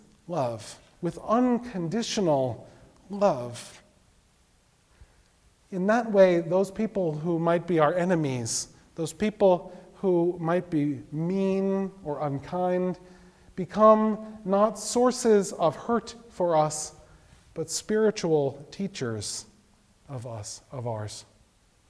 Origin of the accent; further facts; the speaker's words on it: New York City, New York, United States; when I was growing up in Brooklyn